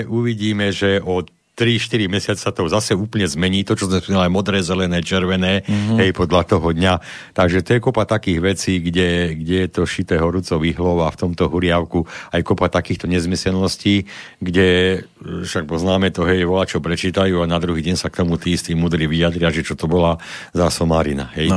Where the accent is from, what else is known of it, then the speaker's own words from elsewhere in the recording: Králiky, Banská Bystrica Region, Slovakia; ja som z Králik, a to je dolina